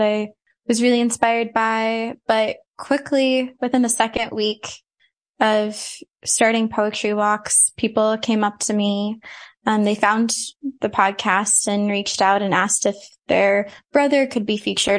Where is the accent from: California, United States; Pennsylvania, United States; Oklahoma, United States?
Oklahoma, United States; Tulsa; moved away as an adult; now in New York, United States; I grew up in Tulsa, Oklahoma, and I was a dancer and musician for pretty much all of my life